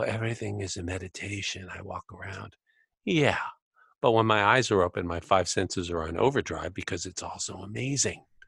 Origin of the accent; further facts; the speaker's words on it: United States; I grew up in America